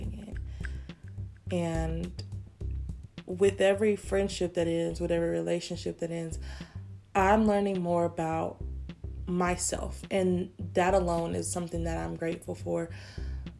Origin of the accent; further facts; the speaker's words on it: United States; I'm not gonna apologize for being born here.